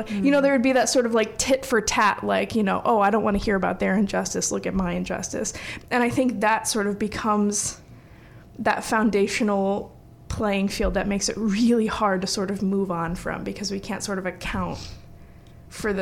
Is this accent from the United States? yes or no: yes; the North, United States; as a Northerner